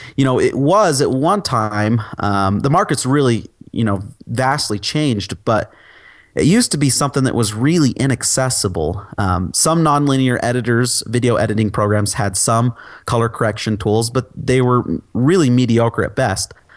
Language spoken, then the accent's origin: English; Utah, United States; I'm from Utah. I live in Utah.